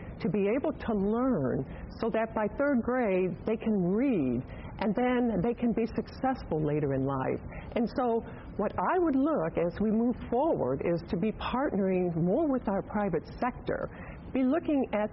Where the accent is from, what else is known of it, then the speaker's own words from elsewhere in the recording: Evansville, Indiana, United States; my hometown of Evansville